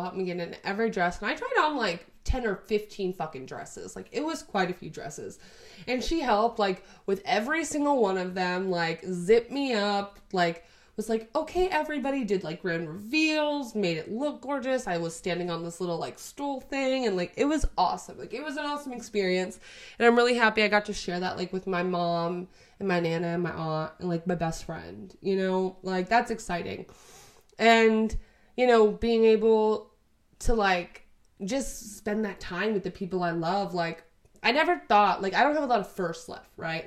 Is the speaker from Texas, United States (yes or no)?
yes; Texas, United States; we're both from Texas. It'll be easier to like get paperwork and everything because we were both born here. We both live here right now